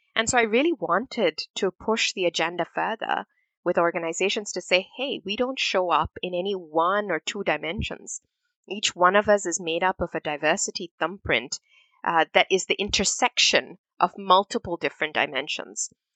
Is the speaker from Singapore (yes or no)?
yes; Singapore; also born or lived in India / Manchester, United Kingdom; we moved to Singapore as a family in, in 84, and that was home for me. Growing up in Singapore